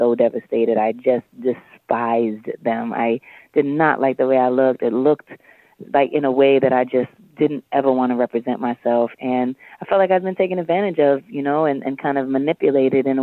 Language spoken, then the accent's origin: English; New York City, New York, United States; I was from Harlem